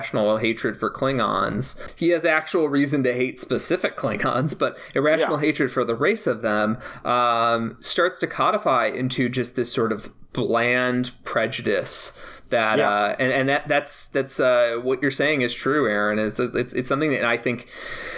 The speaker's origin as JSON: {"language": "English", "town": "Chicago", "region": "Illinois", "country": "United States", "tie": "born or raised there", "said": "growing up in the Chicago area"}